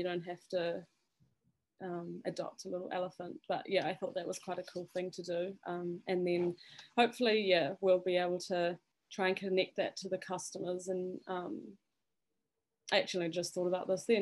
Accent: Zimbabwe; now in Papamoa, New Zealand; I'm quite connected to Africa because I was born and raised in Zimbabwe

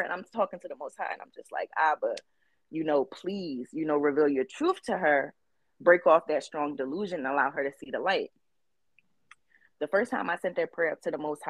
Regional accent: Philadelphia, Pennsylvania, United States; I am from West Philadelphia, born and raised

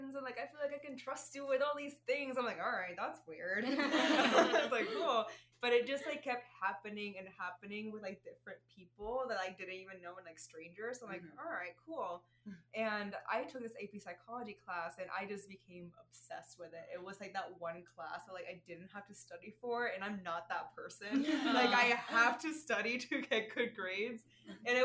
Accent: Puerto Rico; accent: Puerto Rican; English is a second language; moved away as an adult; also born or lived in Arizona / Florida; now in Chicago, United States; I was born and raised in Puerto Rico

